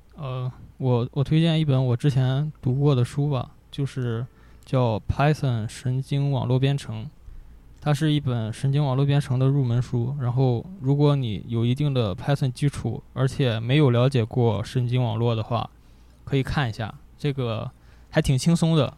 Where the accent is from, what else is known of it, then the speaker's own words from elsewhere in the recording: Gaomi, Shandong, China; 高米，潍坊，潍坊高米。对，我们那个地方的话，生活就是消费水平很低，很低